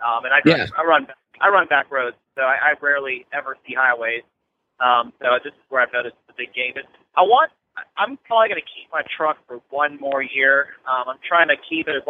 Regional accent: Dallas, Texas, United States; I'm from Dallas

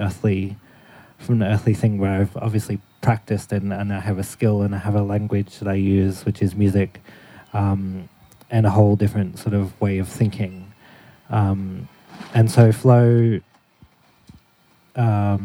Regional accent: Queensland, Australia; my environment growing up in Queensland

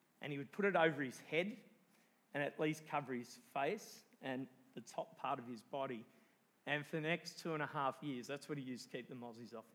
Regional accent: Cooranbong, New South Wales, Australia; I grew up around Currumbong, and I know about the mosquitoes, and Avondale

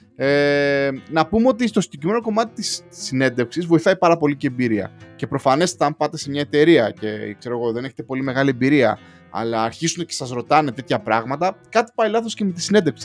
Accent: Greece; now in London, United Kingdom; όπως κάθε Έλληνα ε, του εξωτερικού, ε, πήγα και εγώ λοιπόν και εγώ να τιμήσω τη, την πατρίδα μου

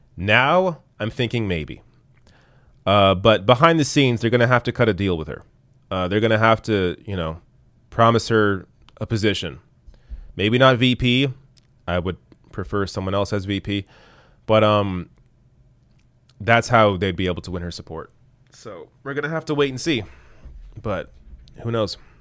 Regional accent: Canada; as a Canadian who lives under a single payer system

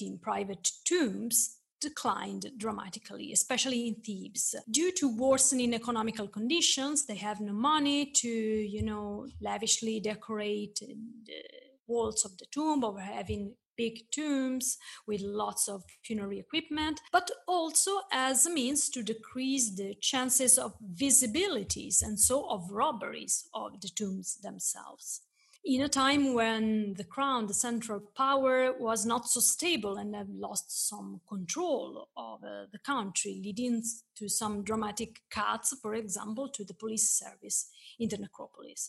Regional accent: Florence, Tuscany, Italy; born or raised there

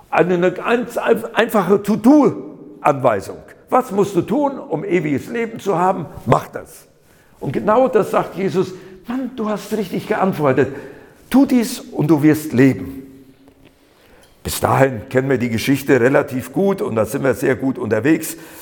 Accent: Siegerland, North Rhine-Westphalia, Germany; moved away as an adult; now in Berlin, Germany; Ich bin im Siegerland geboren, nur weil da einige so meine Sprachmarke noch so mitkriegen.

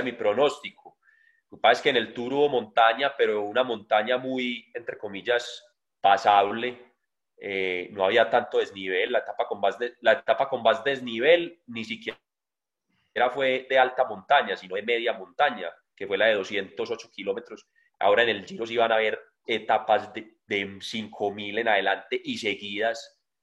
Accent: Colombia; siendo un colombiano

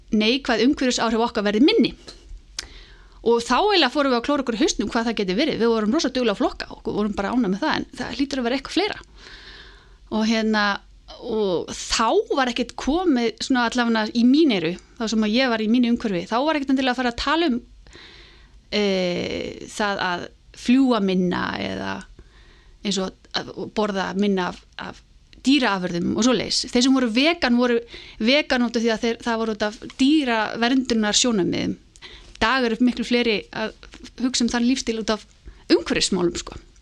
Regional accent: Álftanes, Capital Region, Iceland; ég er alveg upp á Altanesi eh, og í rauninni bara í, í mikill tengslum við náttúruna

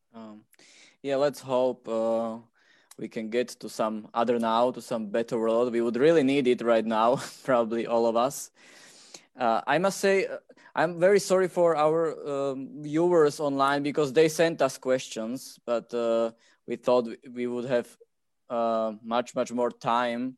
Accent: Slovakia; we are talking now from Slovakia, a uh, mm-hmm. post-socialist country

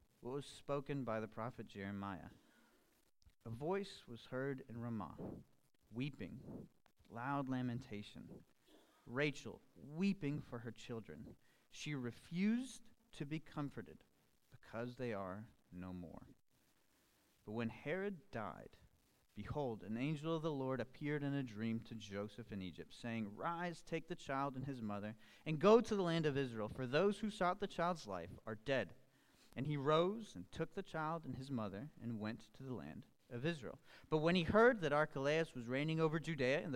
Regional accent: Colombia; I am from Colombia. Many of you know, I was actually born and raised in Colombia as well.

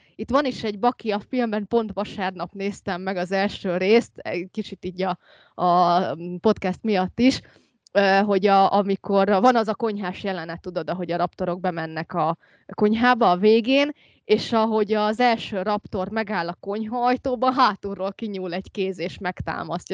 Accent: Úrkút, Veszprém County, Hungary; hát urkuti vagyok, amit van ajka mellett

